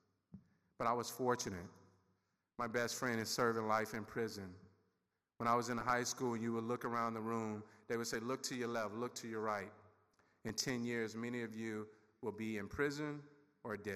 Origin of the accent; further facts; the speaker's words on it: Sugarloaf, Mississippi, United States; also born or lived in Seminole County, Florida; now in Somerset County, New Jersey, United States; I grew up in Sugarloaf, 562 people. It's located in Noxubee County